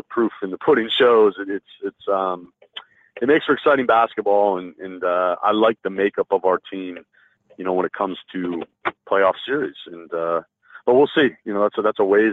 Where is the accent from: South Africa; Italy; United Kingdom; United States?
United States; Vermont; moved away as an adult; also born or lived in Massachusetts; now in Canada; I'm from New England, Scott. I'm from Vermont. I'm a New Englander through and through